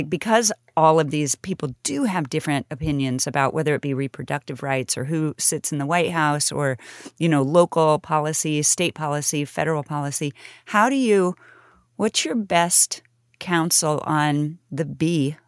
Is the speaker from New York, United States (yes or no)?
no; Kansas City, Kansas, United States; That's my hometown. I was born there. And Lawrence is cool. You know, all of my friends from Wellsville High School went to KU.